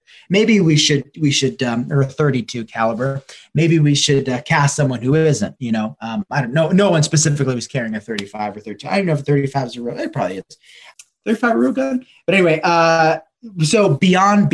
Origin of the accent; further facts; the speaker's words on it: Hudson Valley, New York, United States; I grew up in the Hudson Valley